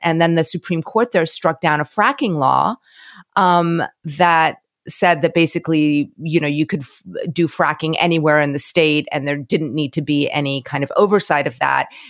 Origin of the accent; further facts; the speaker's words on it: Florida, United States; moved away; I'm from Florida